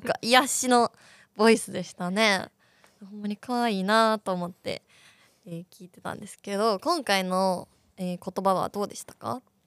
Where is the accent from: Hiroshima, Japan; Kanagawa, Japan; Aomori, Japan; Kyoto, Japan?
Hiroshima, Japan; Fukuyama; 広島出身でございまして、えー、その中でも福山